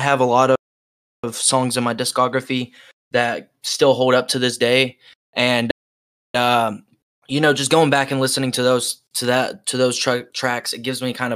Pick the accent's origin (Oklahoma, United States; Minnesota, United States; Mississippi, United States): Oklahoma, United States; I'm from Oklahoma